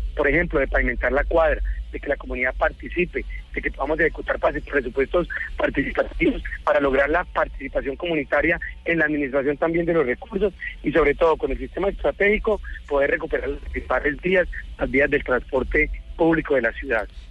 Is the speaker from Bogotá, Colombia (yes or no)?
no; Huila, Colombia; moved away; also born or lived in Bogotá; aquí nos vinimos a esta ciudad que, que es más querida, que es más tranquila, en la cual pues es de una última vez la tierra donde yo nací